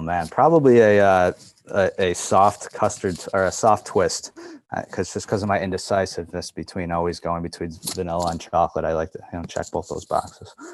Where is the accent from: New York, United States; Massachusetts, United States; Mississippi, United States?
New York, United States; Buffalo; moved away as an adult; I'm from Buffalo.